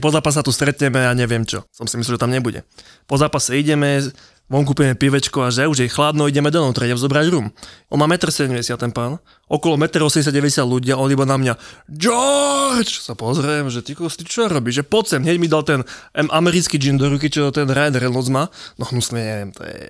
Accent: Slovakia; My dvaja, Slováci

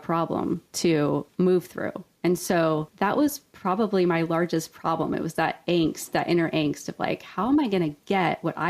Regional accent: Ojai, California, United States; I was raised in Ojai, California

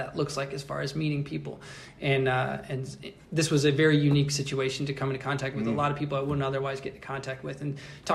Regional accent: United States; as an American

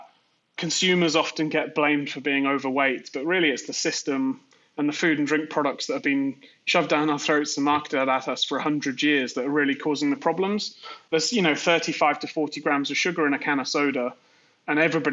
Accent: Worcester, West Midlands, United Kingdom; moved away as an adult; now in New York, United States; I grew up in the Midlands, a place called Worcester, where Worcestershire sauce is from

